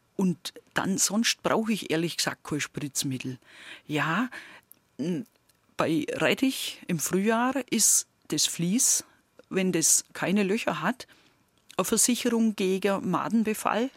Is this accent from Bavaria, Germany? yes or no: yes; near Gundremmingen, Bavaria, Germany; accent: Swabian; moved away; also born or lived in Lower Franconia; bei uns in der Nähe, wo ich aufgewachsen bin, steht ja in Sichtweite das Atomkraftwerk Gundremmingen